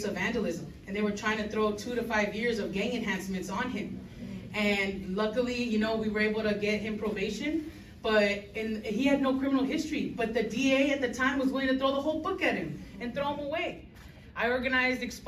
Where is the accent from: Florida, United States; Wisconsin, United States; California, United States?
California, United States; Los Angeles; I was born and raised in LA in Highland Park. I've lived here my entire life.